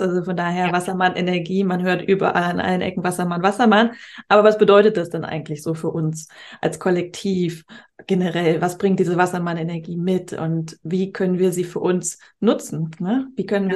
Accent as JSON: {"language": "German", "region": "Hamburg", "country": "Germany", "tie": "born or raised there", "moved": "yes", "said": "Grüße an meine Heimatstadt."}